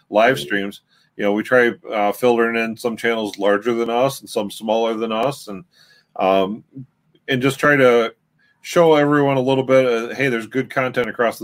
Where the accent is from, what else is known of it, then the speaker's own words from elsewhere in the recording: Michigan, United States; we're from Michigan and we do a lot of content right here in our home state